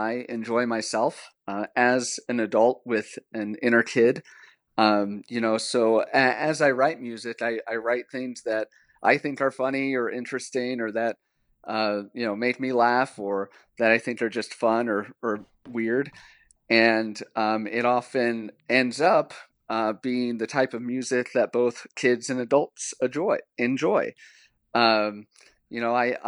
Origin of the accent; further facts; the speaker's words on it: Texas, United States; I was raised in Texas